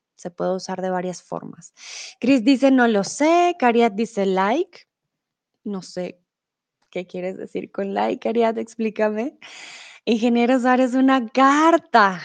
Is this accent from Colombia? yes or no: yes; Colombia; now in Germany; Soy de Colombia, vivo comúnmente en Alemania, pero ahora estoy un tiempo en México.